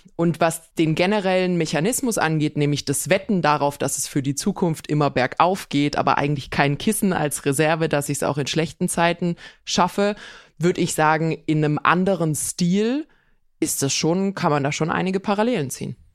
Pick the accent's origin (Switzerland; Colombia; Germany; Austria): Germany; Swabia; bei uns in Schwaben